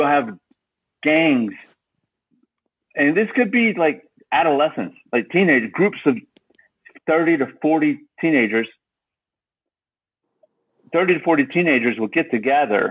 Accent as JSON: {"language": "English", "region": "Texas", "country": "United States", "said": "I'm a Texan"}